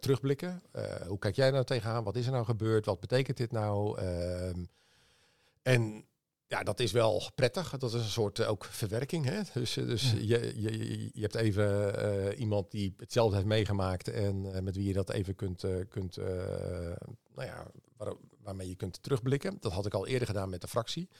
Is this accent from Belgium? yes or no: no; Leeuwarden, Friesland, Netherlands; ik ben opgegroeid in Leeuwarden